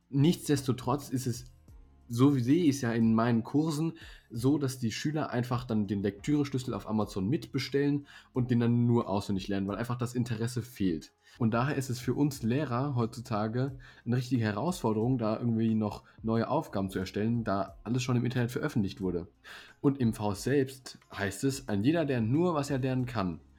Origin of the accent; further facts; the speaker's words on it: Baden-Württemberg, Germany; born there; Als gebürtiger Baden-Württemberger kann ich allen Hessen sagen, dass man auch mit Alternativen würdig zu einem angesehenen Abitur kommt.